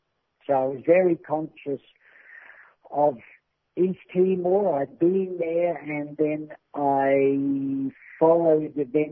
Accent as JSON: {"language": "English", "country": "New Zealand", "said": "I come from New Zealand"}